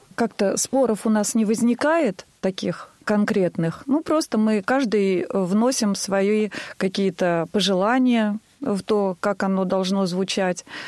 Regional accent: Tver, Tver Oblast, Russia; also born or lived in Bolshevo; я из города Тверь.

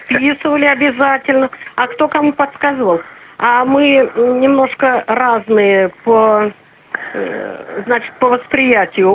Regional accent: Urals, Russia; moved away; Я сама с Урала

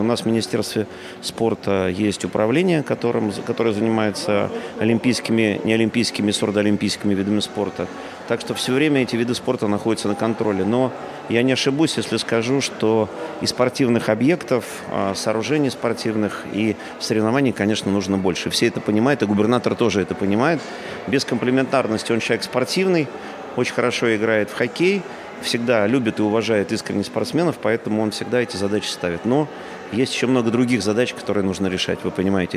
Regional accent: Voroshilovgrad Oblast, Luhansk Oblast, Ukraine; now in Moscow Oblast, Russia; Я сам родился в Рашиловградской области

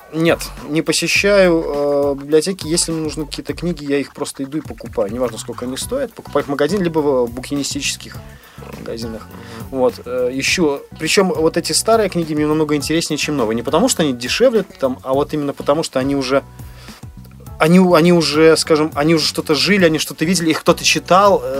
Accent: Belarus; мы из Беларуси

